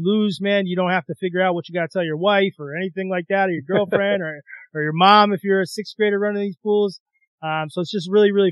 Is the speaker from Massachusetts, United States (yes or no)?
yes; Massachusetts, United States; also born or lived in South Bend, Indiana; I'm originally from Massachusetts. So I was able to move back here, let him be around family a little bit.